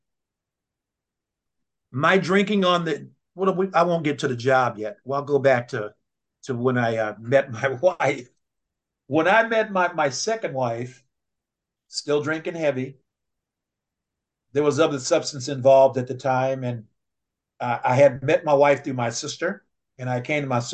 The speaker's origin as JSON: {"language": "English", "town": "Oakland", "region": "California", "country": "United States", "tie": "born or raised there", "said": "I was raised in West Oakland"}